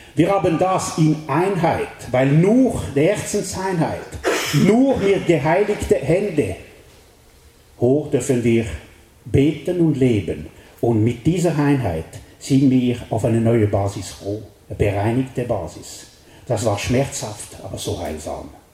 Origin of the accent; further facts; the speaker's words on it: French-speaking Switzerland, Romandy, Switzerland; accent: Welsch (French-Swiss); German is a second language; bin ich ein Weltschweizer und das merkt ihr an meinem Akzent